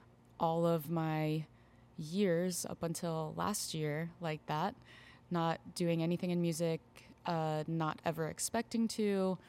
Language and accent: English; Tampa, Florida, United States; Yeah, I grew up in the Tampa Bay area as well.